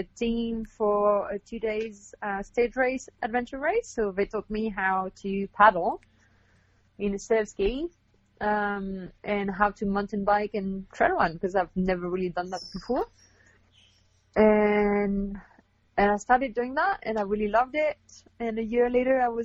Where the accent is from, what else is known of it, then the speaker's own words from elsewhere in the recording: Canada; moved away as an adult; also born or lived in South of France / Australia / Quebec; now in Western Canada; I'm Canadian originally